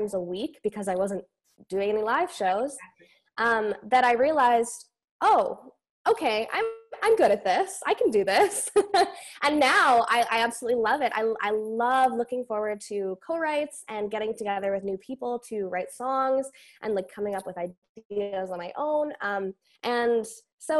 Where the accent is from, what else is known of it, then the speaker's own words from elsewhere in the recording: Elk Point, Alberta, Canada; I grew up in Alberta, Northern Alberta. It's a really tiny town called Elk Point